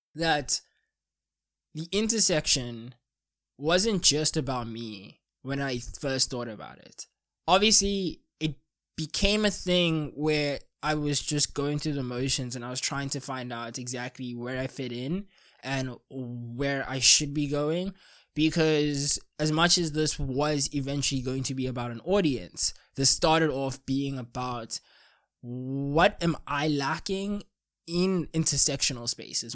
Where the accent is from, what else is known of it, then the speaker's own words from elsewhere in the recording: South Africa; as a South African